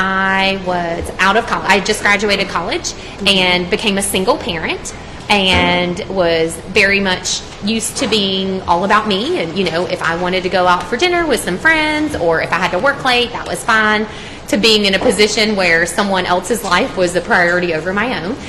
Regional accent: Douglas County, Georgia, United States; also born or lived in North Carolina / Atlanta; I grew up here in Douglas County and elementary, middle, and high school, so proud product of the Douglas County school

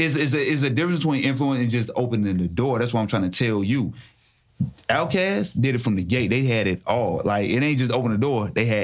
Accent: Charlotte, North Carolina, United States; I'm from North Carolina. I'm from Charlotte.

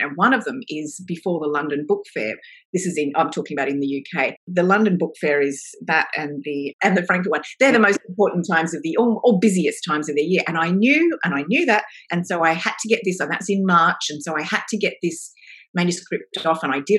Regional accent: Australia; now in Melbourne, Australia; I am Australian

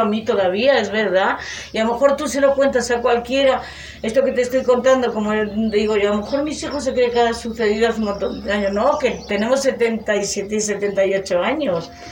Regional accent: Gallegos de Argañán, Castile and León, Spain; lo que he vivido en mi pueblo

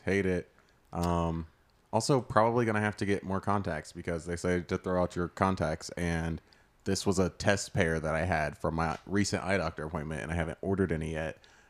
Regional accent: Ross County, Ohio, United States; So, the one in my hometown from my county, I was from Ross County

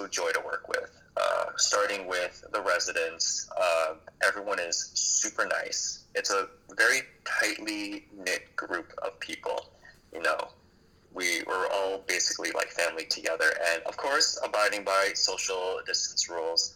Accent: New York, United States; moved away; I was born in New York

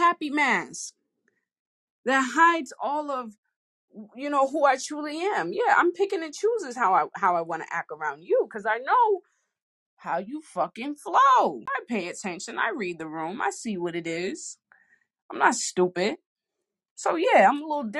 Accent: Boston, Massachusetts, United States; I'm from Boston

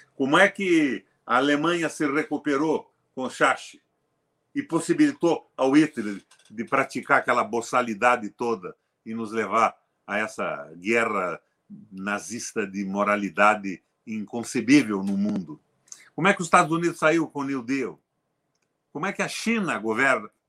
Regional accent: Brazil; sou brasileiro

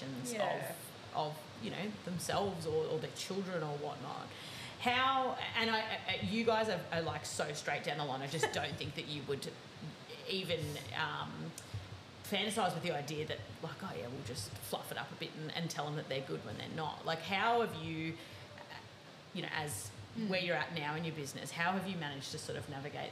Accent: Melbourne, Victoria, Australia; city kids like myself, I grew up in Melbourne as well.

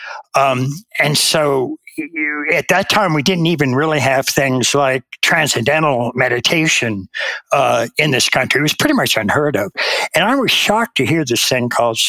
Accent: United States; I was raised in America

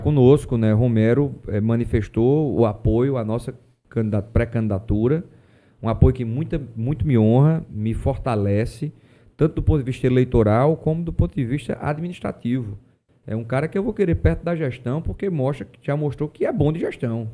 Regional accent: Paraíba, Brazil; um Estado onde eu nasci, a minha terra

